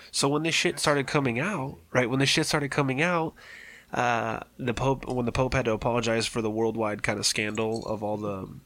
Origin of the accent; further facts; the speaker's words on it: London, United Kingdom; And excuse my language, but I'm from London and this is how we talk.